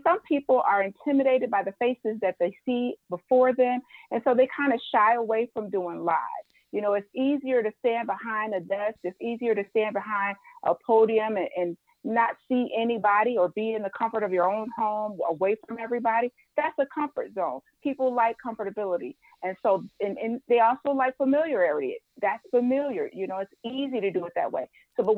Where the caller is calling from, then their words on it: Livonia, Michigan, United States; I'm airing from Livonia, Michigan.